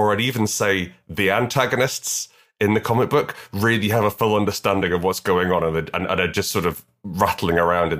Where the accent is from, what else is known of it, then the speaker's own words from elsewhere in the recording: United Kingdom; we're both British